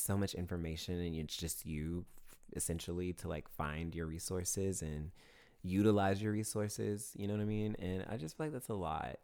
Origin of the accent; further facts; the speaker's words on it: Augusta, Georgia, United States; Fort Gordon, which is the military base in my hometown